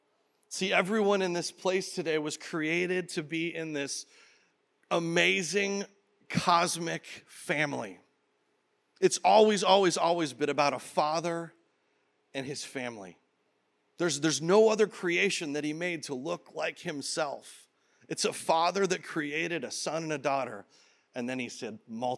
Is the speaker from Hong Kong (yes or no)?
no; Canada; now in Peoria, United States; I was born in Canada